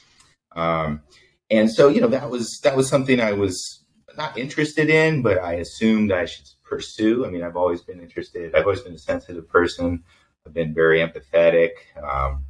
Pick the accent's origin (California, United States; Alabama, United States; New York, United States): California, United States; Bay Area; I grew up in the Bay Area, so we had a very strong Cantonese community